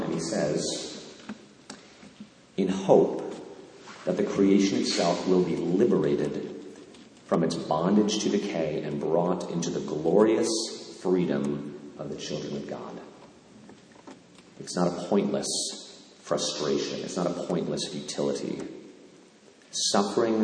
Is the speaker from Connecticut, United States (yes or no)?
yes; Canaan, Connecticut, United States; my hometown in Canaan, Connecticut